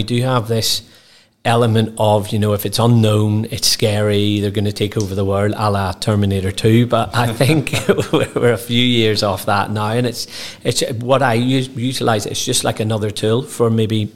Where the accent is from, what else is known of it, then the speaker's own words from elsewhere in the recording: Northern Ireland, United Kingdom; growing up in Northern Ireland, having bright ginger hair and a face like this